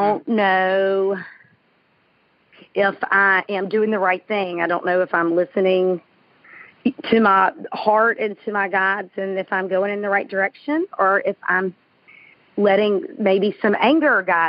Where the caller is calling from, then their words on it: Indian Pass, Florida, United States; I am calling you from Indian Pass, Florida.